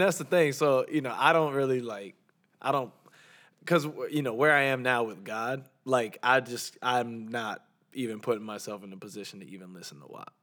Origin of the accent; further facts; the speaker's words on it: Georgia, United States; accent: Southern; also born or lived in Orlando, Florida; growing up in Georgia